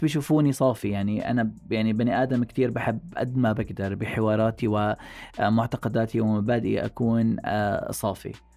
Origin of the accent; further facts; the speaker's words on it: Jordan; عاداتنا وتقاليدنا نحن كأردنيين